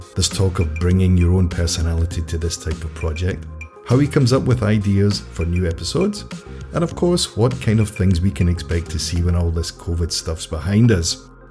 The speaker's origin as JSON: {"language": "English", "region": "Scotland", "country": "United Kingdom", "moved": "as an adult", "said": "I'm Scottish."}